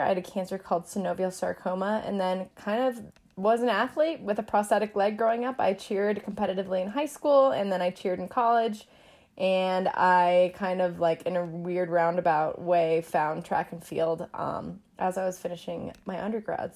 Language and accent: English; Denver, Colorado, United States; I'm from Denver